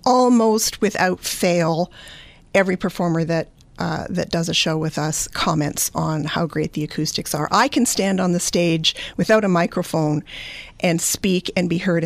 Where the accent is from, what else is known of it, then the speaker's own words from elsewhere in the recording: just outside of Edmonton, Alberta, Canada; moved away as an adult; also born or lived in Greater Toronto Area, Ontario; now in Walkerton, Canada; I grew up just outside of Edmonton, Alberta.